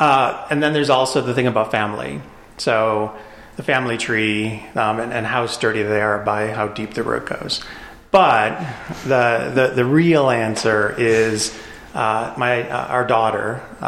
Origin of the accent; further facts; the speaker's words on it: Chicago, Illinois, United States; also born or lived in Japan / Europe; now in Colorado, United States; So I'm originally from Chicago, but I lived in Japan, I lived in Europe, I lived all over the U.S., but I moved out to Colorado in 2001.